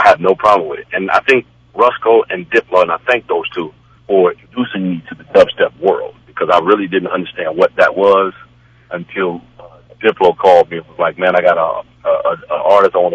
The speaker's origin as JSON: {"language": "English", "town": "Chicago", "region": "Illinois", "country": "United States", "said": "I'm from Chicago, man, the birthplace of house music"}